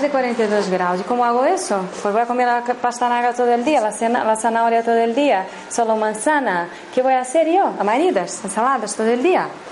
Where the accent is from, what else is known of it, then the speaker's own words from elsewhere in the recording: Brazil; Spanish is a second language; moved away; he estado todo ese 18 años en Brasil, soy de Brasil